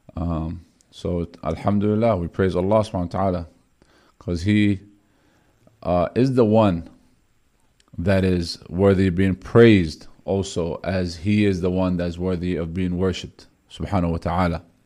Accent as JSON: {"language": "English", "town": "Bethlehem", "country": "Palestine", "said": "I'm from Beth Laham, the, the area where the Prophet Jesus, peace be upon him, um, was born in Jerusalem, Bethlehem. That's exactly where I'm from"}